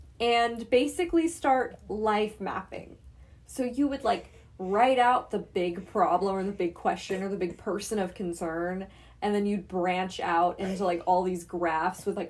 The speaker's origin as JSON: {"language": "English", "region": "Texas", "country": "United States", "said": "we're from Texas"}